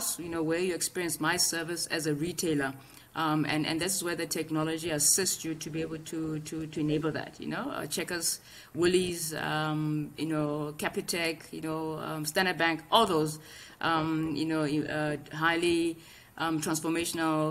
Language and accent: English; South Africa; we have embraced as a South African community